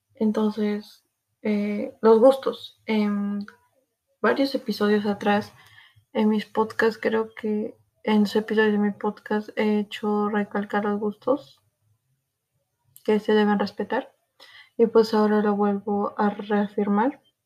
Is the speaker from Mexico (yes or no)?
no; Peru; soy de Perú, soy peruana